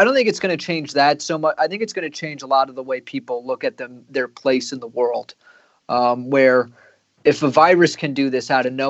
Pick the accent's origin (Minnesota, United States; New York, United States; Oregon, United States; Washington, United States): New York, United States; New York City; as a New Yorker